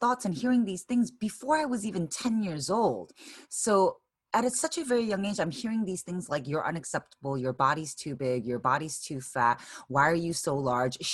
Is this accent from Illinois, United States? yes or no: yes; Chicago, Illinois, United States; moved away as an adult; now in San Francisco, United States; So I'm Korean American, originally born and raised in Chicago